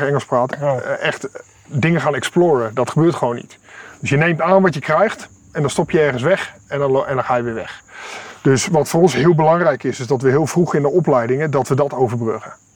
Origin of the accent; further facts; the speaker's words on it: Netherlands; moved away as an adult; now in Kenya; wij als Nederlanders